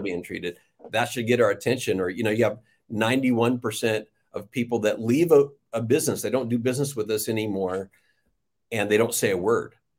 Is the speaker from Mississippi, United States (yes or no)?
no; Riverside, California, United States; I was born in Riverside, California, and didn't wander far from, uh, Riverside.